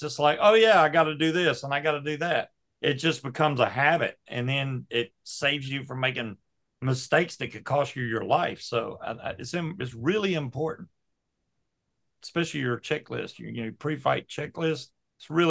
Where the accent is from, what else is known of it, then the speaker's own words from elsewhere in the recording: Georgia, United States; moved away; That's my home state